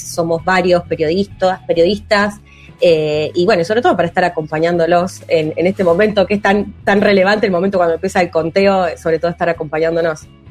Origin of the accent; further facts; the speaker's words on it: Argentina; soy periodista argentina